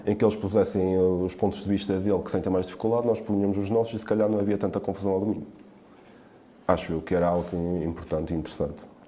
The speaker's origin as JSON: {"language": "Portuguese", "town": "Quintela", "country": "Portugal", "said": "eu sou de Quintela"}